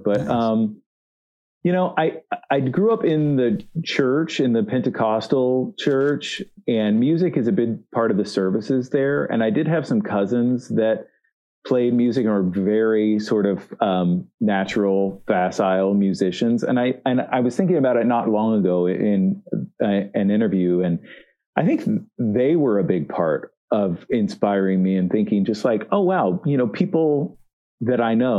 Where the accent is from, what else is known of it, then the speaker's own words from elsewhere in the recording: Missouri, United States; also born or lived in Kansas City / Memphis, Tennessee / Northwest Mississippi / Southern Arkansas; Yeah, so I grew up in Southeast Missouri mostly. I also lived a little bit in the Kansas City area and then in the Memphis, Tennessee area, Northwest Mississippi, to be exact. And in Southern Arkansas.